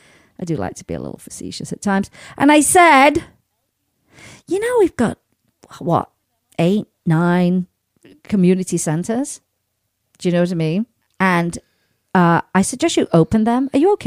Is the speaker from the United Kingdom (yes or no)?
yes; United Kingdom; because, you know, being a Brit, like a nice little bit of rain now and again